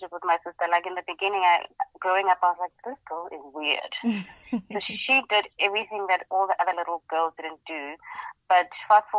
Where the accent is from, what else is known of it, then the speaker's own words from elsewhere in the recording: Pretoria, Gauteng, South Africa; moved away as an adult; now in Johannesburg, South Africa; I'm actually originally from Pretoria, but have been in Johannesburg for the past